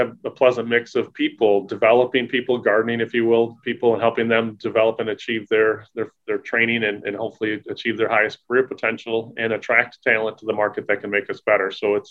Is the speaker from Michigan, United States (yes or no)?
yes; Fowler, Michigan, United States; also born or lived in Alma, Michigan / Detroit area / Monroe, Michigan; I'm a Michigan boy. I was born and raised in Middle Michigan near Lansing, a small town of Fowler, and made my way through college in the state up at Alma College.